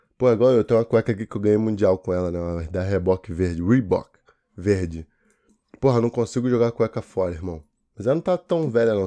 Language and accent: Portuguese; Brazil; eu sou brasileiro